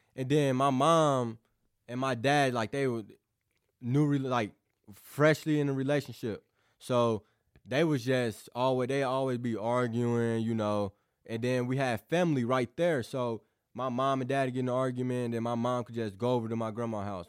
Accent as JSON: {"language": "English", "town": "New Madrid", "region": "Missouri", "country": "United States", "tie": "born or raised there", "also_born_or_lived": "Caruthersville, Missouri", "moved": "yes", "lives_now": "Festus, United States", "said": "I came from New Madrid"}